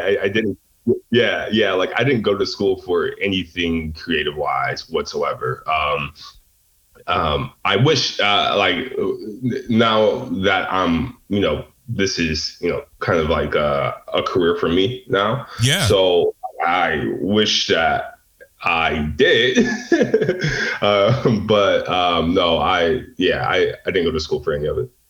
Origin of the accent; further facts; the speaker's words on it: Detroit, Michigan, United States; I grew up um, in the inner city of Detroit